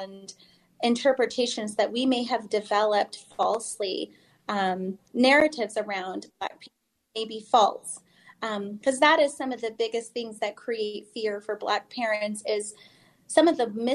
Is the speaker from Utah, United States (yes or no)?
yes; Utah, United States; I grew up here in Utah